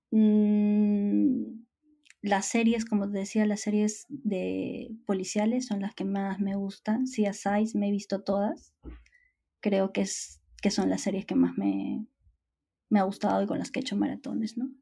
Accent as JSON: {"language": "Spanish", "town": "Huaraz", "region": "Ancash", "country": "Peru", "tie": "born or raised there", "also_born_or_lived": "Madrid", "said": "En el Perú, una de las ciudades, además, donde yo nací y crecí, que es, que es Huaraz"}